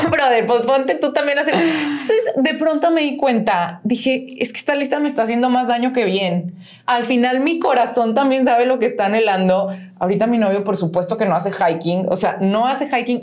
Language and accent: Spanish; León, Guanajuato, Mexico; soy de León